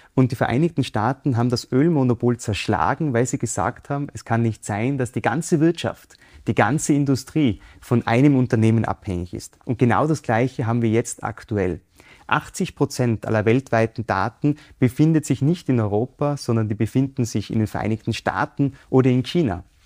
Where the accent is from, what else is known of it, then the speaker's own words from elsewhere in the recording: Innsbruck, Tyrol, Austria; Ich bin in Innsbruck aufgewachsen.